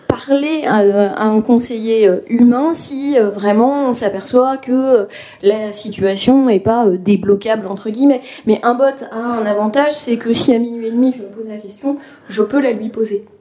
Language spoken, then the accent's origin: French; western France, France; moi qui suis né dans l'ouest de la France